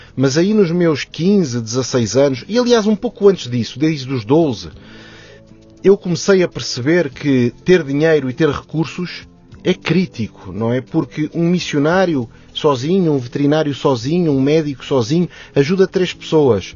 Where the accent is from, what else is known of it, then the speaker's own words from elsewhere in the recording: Maputo, Mozambique; now in Lisbon, Portugal; nasci em Moçambique, ainda antes do, da descolonização